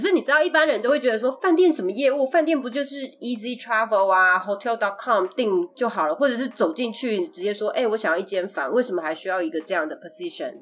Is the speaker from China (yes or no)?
no; Taiwan; also born or lived in United States; now in Los Angeles, United States; 我们是在台湾出生，然后我们又在美国学习，住了一阵子，后来又搬回台湾，那现在我们各分两地 他在台湾，我在洛杉矶